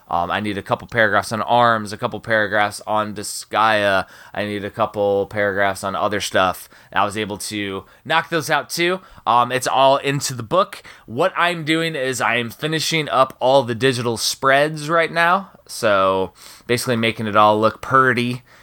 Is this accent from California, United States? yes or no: no; Chicagoland, Northwest Indiana, United States; moved away; also born or lived in Maryland; I grew up in Chicagoland, Northwest Indiana.